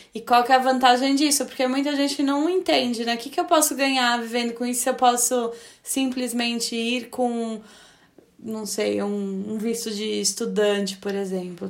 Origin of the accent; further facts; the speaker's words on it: Brazil; moved away; mesmo sendo brasileiro, mas tendo a cidadania europeia